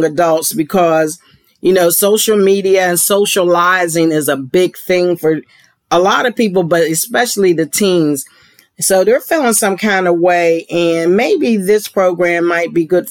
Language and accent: English; Pittsburgh, Pennsylvania, United States; now in Georgia, United States; I'm from Pennsylvania and Pittsburgh